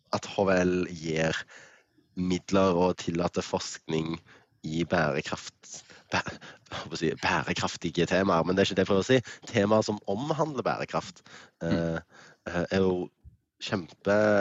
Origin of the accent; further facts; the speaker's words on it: Stavanger, Rogaland, Norway; now in Bergen, Norway; bodde i Stavanger, født og oppvokst, born and raised. Altså, det er der jeg kommer fra.